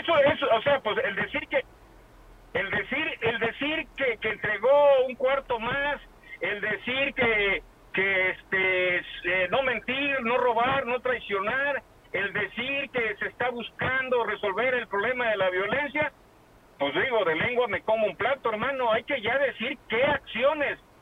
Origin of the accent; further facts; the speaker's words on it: Costa, Guerrero, Mexico; como, buen costeño